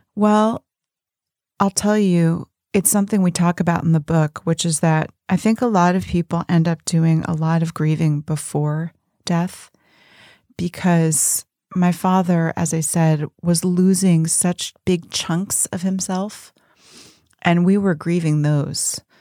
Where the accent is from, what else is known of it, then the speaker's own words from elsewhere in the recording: Berkeley, California, United States; I grew up in Berkeley